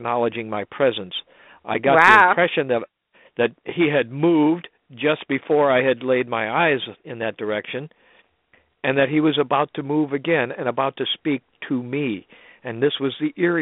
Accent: St. Louis, Missouri, United States; I grew up in St. Louis

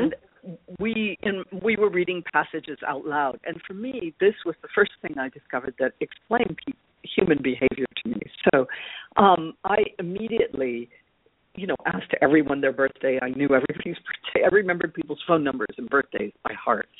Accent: Chicago, Illinois, United States; now in Paris, France; I grew up in Chicago on uh, the well, on the northwest side of the city

